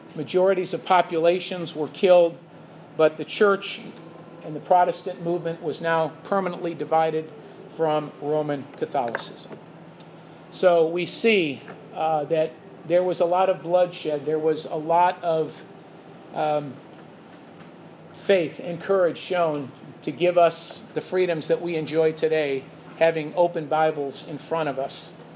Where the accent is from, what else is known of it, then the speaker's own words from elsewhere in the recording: Chicago, Illinois, United States; I'm from Chicago and I can't speak right